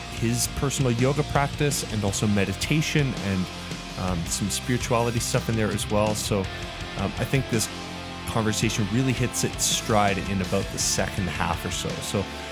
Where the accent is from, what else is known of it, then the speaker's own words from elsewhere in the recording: Calgary, Alberta, Canada; There's only a few of us that are actually like from here